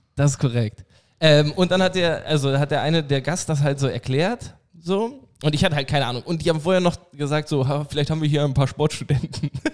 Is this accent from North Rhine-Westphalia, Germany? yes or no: no; Oldenburg, Lower Saxony, Germany; Aus Oldenburg